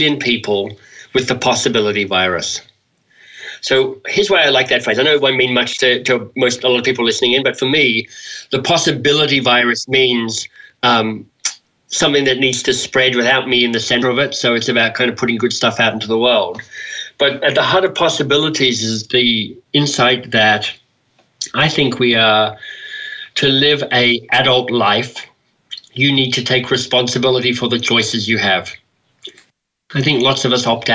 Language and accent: English; Australia; I'm an Australian male